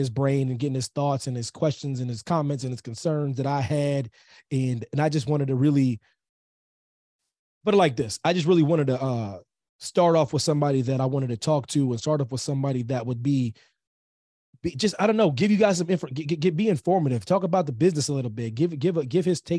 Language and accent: English; Pennsylvania, United States; Pennsylvania is my home state, military kid and whatnot.